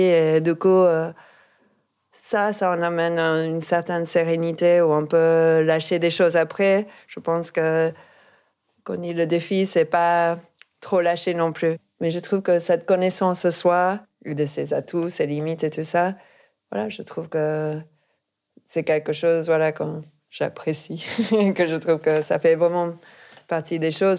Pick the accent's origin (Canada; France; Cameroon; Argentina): Argentina; moved away; je viens d'Argentine